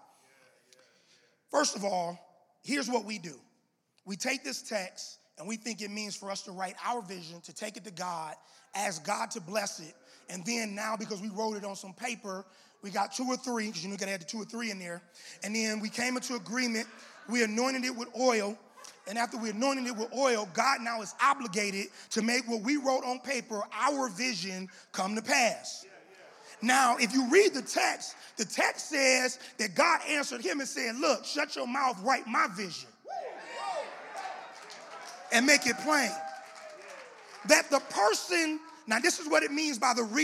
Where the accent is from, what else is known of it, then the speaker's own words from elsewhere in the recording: United States; because we're American, we are Christian